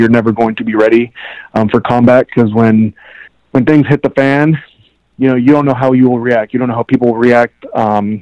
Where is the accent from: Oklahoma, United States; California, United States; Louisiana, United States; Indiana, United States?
California, United States; Southern; also born or lived in Colombia; I grew up here in Southern California. I'm a Cali kid